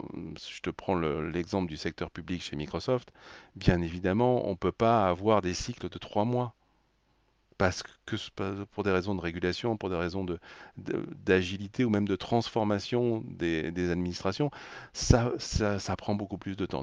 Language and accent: French; France; en tant que Français